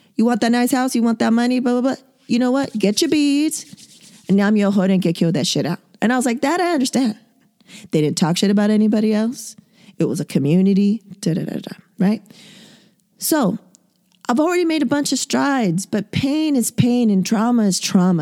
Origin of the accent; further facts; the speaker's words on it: San Diego, California, United States; born and raised in San Diego, two eggs away from the border